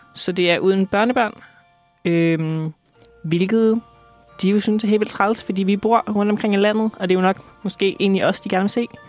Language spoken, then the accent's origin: Danish; Aalborg, North Denmark Region, Denmark; moved away; Jeg kommer fra Jylland, mm-hmm. så øh, jeg skal tilbage til Aalborg.